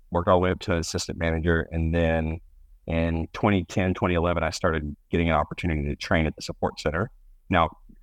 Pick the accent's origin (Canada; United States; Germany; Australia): United States; Georgia; also born or lived in Atlanta; I am born and raised in Georgia